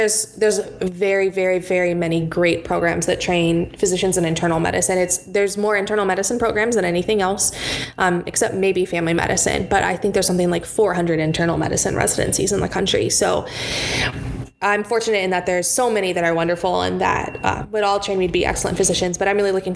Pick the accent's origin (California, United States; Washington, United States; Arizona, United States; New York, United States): California, United States; Los Angeles; now in Michigan, United States; I'm from the Los Angeles area